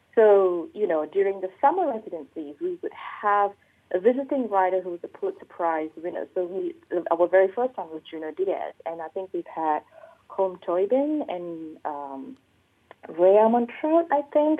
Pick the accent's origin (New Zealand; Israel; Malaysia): Malaysia; I'm Malaysian